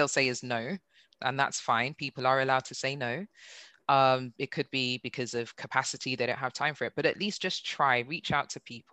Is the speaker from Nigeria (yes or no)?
yes; Nigeria; now in United Kingdom; being Nigerian